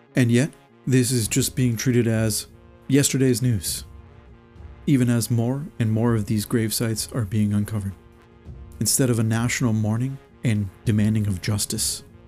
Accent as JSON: {"language": "English", "country": "Canada"}